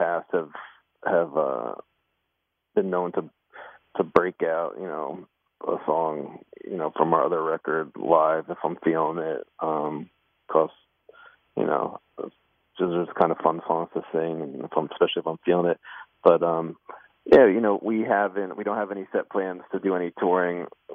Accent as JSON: {"language": "English", "region": "New Jersey", "country": "United States", "tie": "born or raised there", "said": "I grew up in New Jersey."}